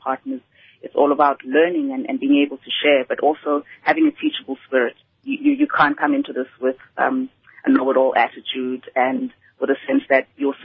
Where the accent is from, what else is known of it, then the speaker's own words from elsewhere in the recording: Vosloorus, Gauteng, South Africa; I grew up in Vosloorus